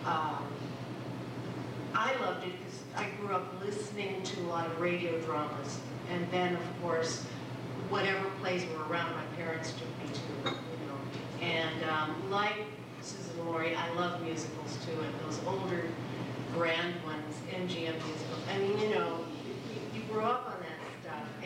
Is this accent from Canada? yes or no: no; Philippines; moved away; growing up in the Philippines